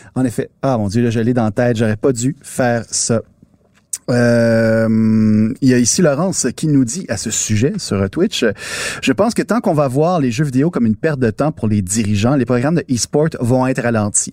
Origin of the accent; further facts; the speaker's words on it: Quebec, Canada; chez nous au Québec